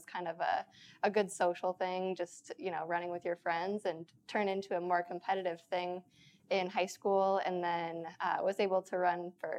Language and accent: English; Wisconsin, United States; I'm from Wisconsin, so it was very kind of close to home for me.